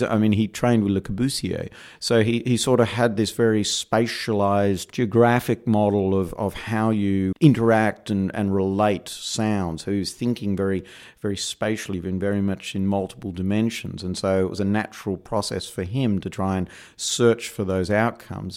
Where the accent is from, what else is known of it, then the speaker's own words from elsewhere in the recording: Perth, Western Australia, Australia; moved away as an adult; now in New York, United States; as my accent betrays, I'm not originally from New York. I'm originally from uh, Perth, Western Australia